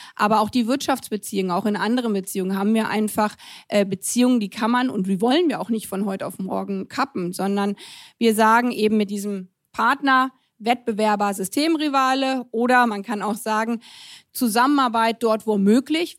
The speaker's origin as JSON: {"language": "German", "country": "Germany", "said": "ich als Deutsche"}